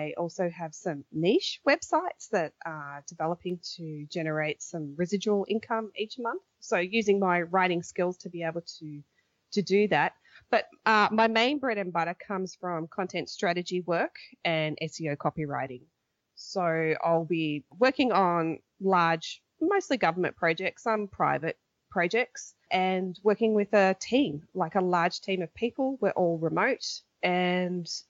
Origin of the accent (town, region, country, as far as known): Australia; moved away as an adult; now in Korea